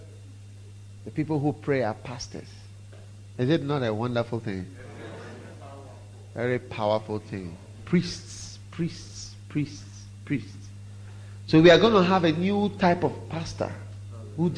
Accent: Ghana; I'm half Swiss, half Ghanaian. And I've grown up in Ghana, mostly

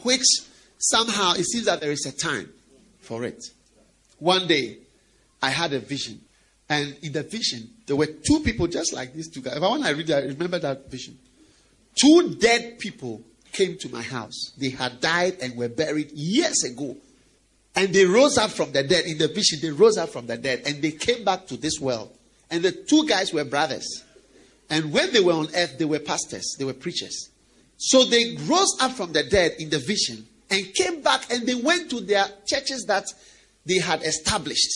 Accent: Ghana

